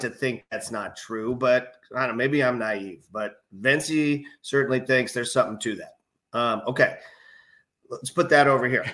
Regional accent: Bay Area, California, United States; I'm from the Bay Area

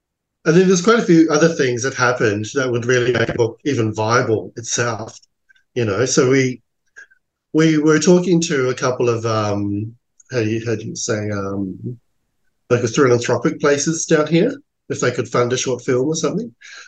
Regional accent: Australia; Because I grew up in Australia, I didn't know the culture at all, besides what we see in tourism ads.

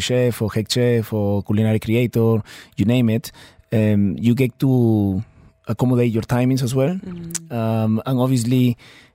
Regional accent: Peru; moved away as an adult; now in Dubai, United Arab Emirates; I'm from Peru

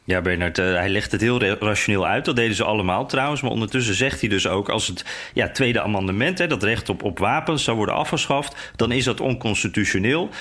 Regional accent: Netherlands; wij als Nederlanders

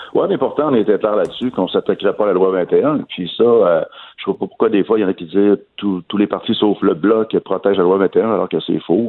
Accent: Quebec, Canada; chez nous, au Québec

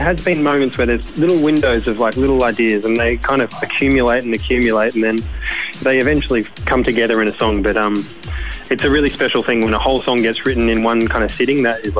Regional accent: Melbourne, Victoria, Australia; and I'm from Melbourne

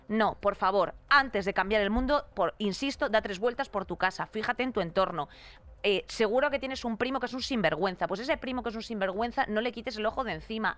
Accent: Madrid, Community of Madrid, Spain; te lo digo como madrileña

